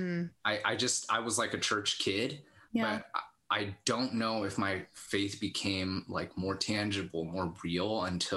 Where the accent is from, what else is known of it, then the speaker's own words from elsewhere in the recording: Los Altos, California, United States; now in Sunnyvale, United States; Born and raised in Los Altos